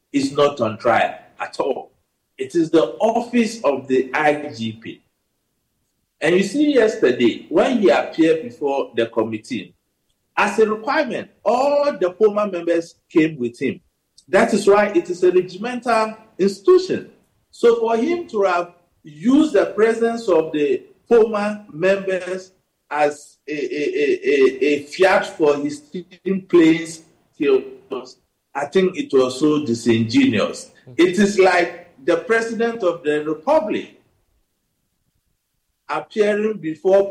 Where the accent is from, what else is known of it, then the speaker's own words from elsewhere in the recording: Savelugu, Northern Region, Ghana; I come from Sabuba in the northern region